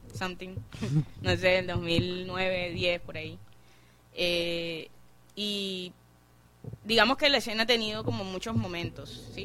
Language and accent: Spanish; Barranquilla, Atlántico, Colombia; nuestra cultura como barranquilleros